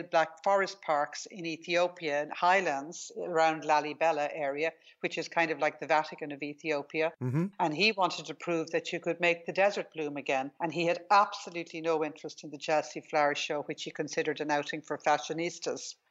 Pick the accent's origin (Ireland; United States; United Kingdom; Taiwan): Ireland; I grew up in Ireland